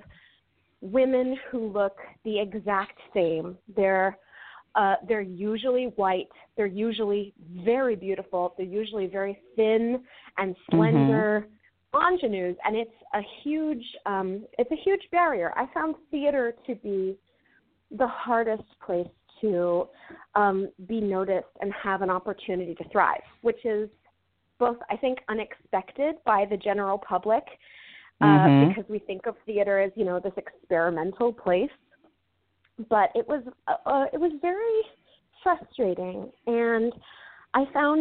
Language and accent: English; New Jersey, United States; I grew up in a really small agricultural area in Jersey